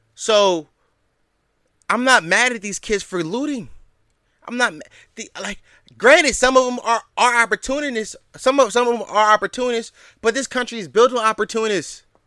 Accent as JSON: {"language": "English", "town": "Philadelphia", "region": "Pennsylvania", "country": "United States", "tie": "born or raised there", "said": "the city of Philadelphia, my hometown."}